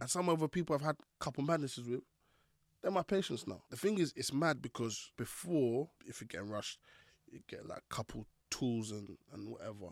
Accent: Croydon, London, United Kingdom; Growing up in Fort Neath Croydon, it's not the easiest place to live

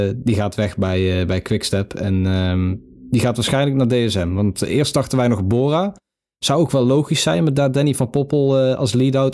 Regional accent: Netherlands; Als Nederlander

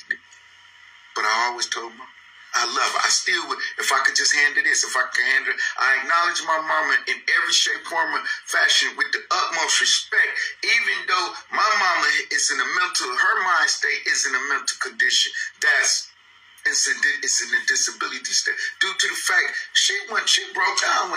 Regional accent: Flint, Michigan, United States; I came to the city of Flint under a ward of the state.

